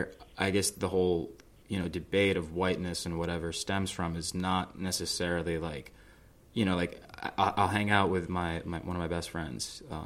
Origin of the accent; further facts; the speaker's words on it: New Jersey, United States; also born or lived in Manhattan, New York; I was born in Manhattan, but I grew up in the suburbs of New Jersey, just outside the city.